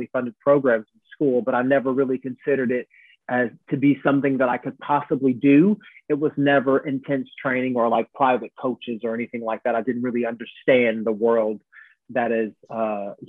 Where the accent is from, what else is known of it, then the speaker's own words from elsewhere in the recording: Evansville, Indiana, United States; now in London, United Kingdom; I grew up in a town called Evansville, Indiana, in the United States of America. I'm from America, but I live in London now